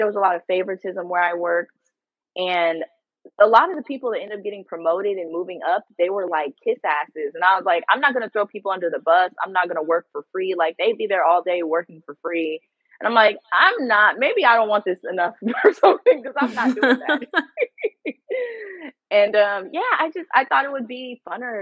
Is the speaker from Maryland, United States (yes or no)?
no; San Leandro, California, United States; also born or lived in Oakland, California; I was born, and I was born in Oakland, California. Period. And then grew up in San Leandro, which is right next to Oakland